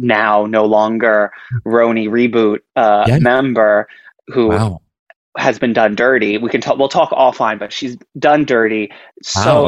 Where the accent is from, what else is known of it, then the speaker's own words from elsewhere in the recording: New York, United States; Growing up in New York in a very Jewish household, in a very Jewish community